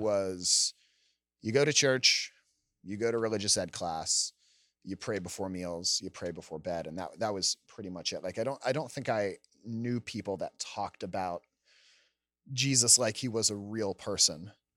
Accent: Gaithersburg, Maryland, United States; I'm from Gaithersburg, Maryland. It's in Montgomery County, just out, about a half hour outside Washington, D C. I grew up with, uh, My parents, two older brothers

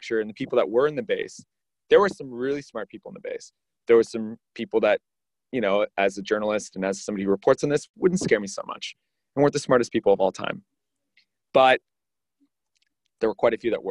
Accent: Canada; now in United States; as a Canadian, although I'm in the US now

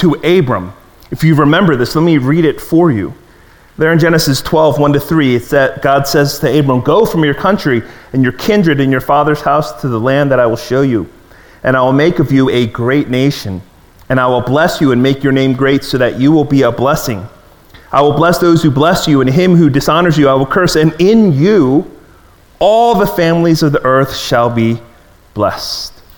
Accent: Maryland, United States; as a kid growing up in Maryland

